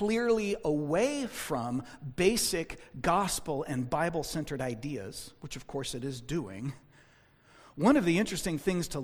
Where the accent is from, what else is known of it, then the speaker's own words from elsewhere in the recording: United States; as American Christians